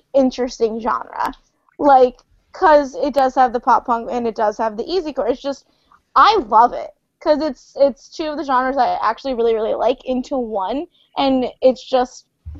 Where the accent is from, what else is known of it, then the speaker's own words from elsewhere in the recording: New Jersey, United States; I'm from New Jersey.